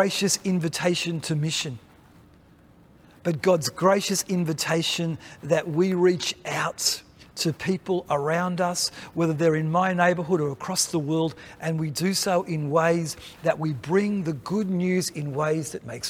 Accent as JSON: {"language": "English", "country": "Australia", "said": "as Australian Baptists"}